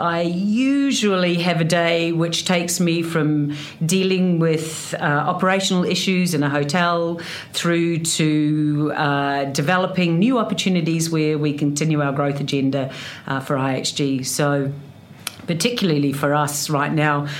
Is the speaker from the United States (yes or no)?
no; New Zealand; accent: broad Kiwi; moved away; A New Zealander, clearly from my wonderful Kiwi accent that is very proud and broad